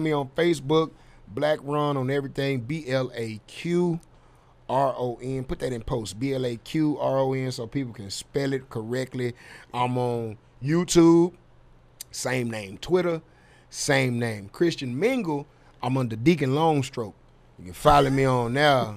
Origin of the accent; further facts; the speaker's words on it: Dallas, Texas, United States; I'm from Dallas